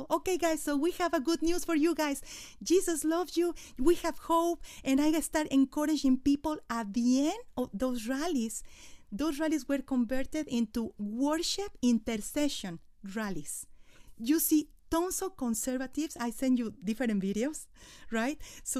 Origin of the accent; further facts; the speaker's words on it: Mexico City, Mexico; first language Spanish; English is a second language; moved away as an adult; I was born in Mexico City